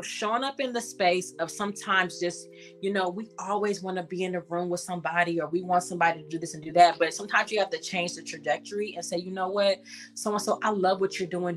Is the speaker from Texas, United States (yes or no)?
no; Los Angeles, California, United States; I'm from Los Angeles. I'm born and raised from the Crenshaw mm-hmm. district